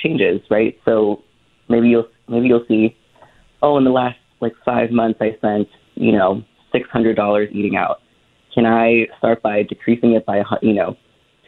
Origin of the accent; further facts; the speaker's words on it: Philippines; I'm Filipino